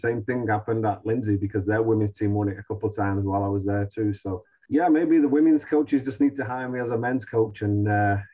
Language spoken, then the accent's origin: English; Manchester, North West England, United Kingdom; now in United States; We're both from Manchester